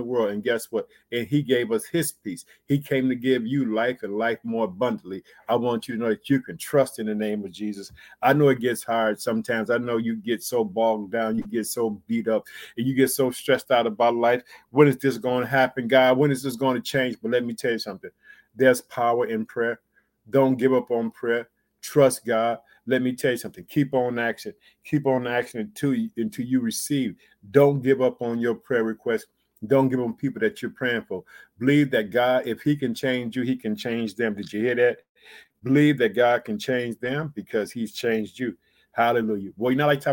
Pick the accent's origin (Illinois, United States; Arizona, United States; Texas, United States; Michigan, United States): Illinois, United States; Chicago